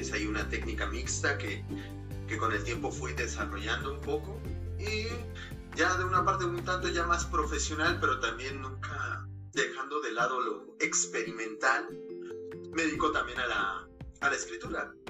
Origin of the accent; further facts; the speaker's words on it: Mexico City, Mexico; yo soy originario de la Ciudad de México, mis padres son chiapanecos